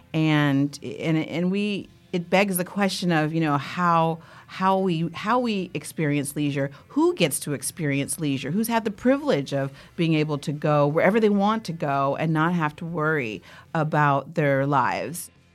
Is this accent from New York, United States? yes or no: no; Oakland, California, United States; growing up in Oakland